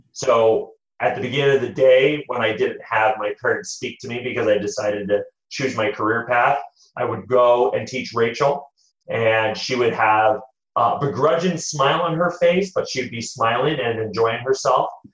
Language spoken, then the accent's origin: English; United States; I am the first one of both sides of my uh, parents' families that have been born in the United States